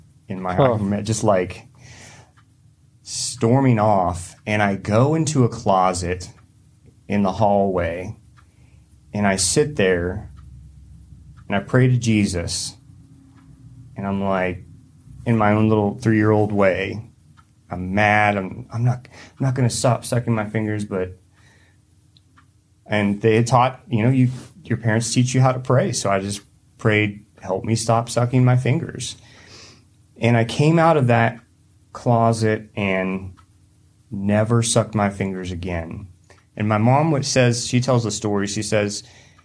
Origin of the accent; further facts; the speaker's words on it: Hendersonville, North Carolina, United States; moved away; also born or lived in Lincoln; I grew up in Hendersonville, North Carolina, East Coast